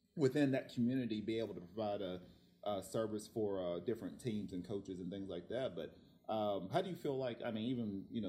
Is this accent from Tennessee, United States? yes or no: yes; Tennessee, United States; now in Oceanside, United States; I'm actually from Tennessee